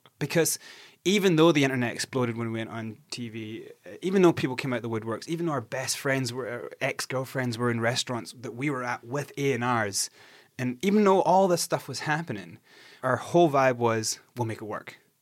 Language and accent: English; Scotland, United Kingdom; I'm from Scotland.